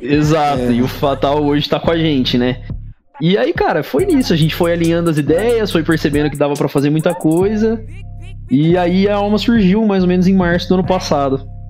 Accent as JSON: {"language": "Portuguese", "town": "Campinas", "region": "São Paulo", "country": "Brazil", "said": "Eu sou de Campinas"}